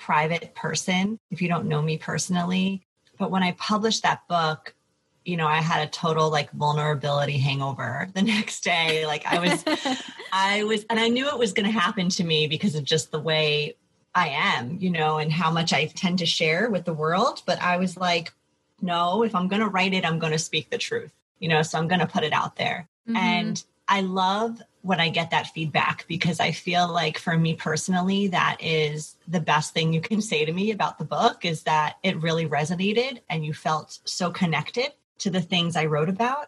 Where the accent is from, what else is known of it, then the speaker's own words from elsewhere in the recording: New York, United States; moved away as an adult; now in San Francisco Bay Area, United States; Originally from New York, now living in the San Francisco Bay Area.